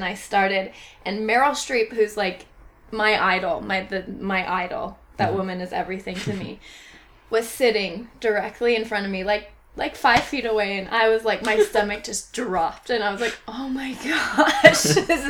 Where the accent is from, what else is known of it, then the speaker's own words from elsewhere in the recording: Aurora, Colorado, United States; moved away; I'm originally from Colorado